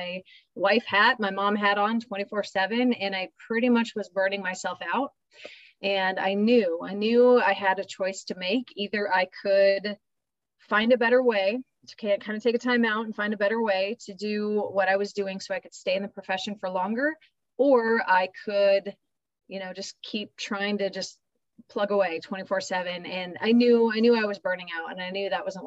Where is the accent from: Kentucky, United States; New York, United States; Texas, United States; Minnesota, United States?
Minnesota, United States; I'm Minnesota, born and raised